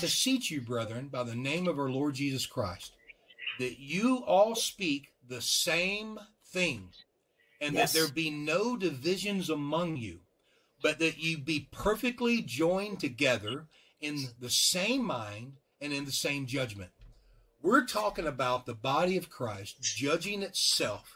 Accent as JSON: {"language": "English", "region": "Louisiana", "country": "United States", "said": "I'm from Louisiana"}